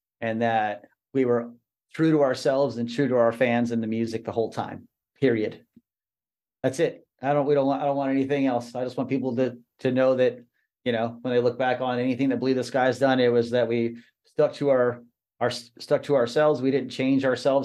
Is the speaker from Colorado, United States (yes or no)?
no; Texas, United States; I grew up in Texas. I grew up about 4 hours south of where all those guys were from